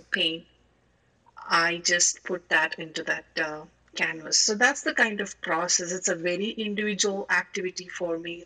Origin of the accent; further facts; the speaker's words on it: India; moved away as an adult; now in United States; I'm basically from India. Did all my growing up, school, college, starting of career, everything in India.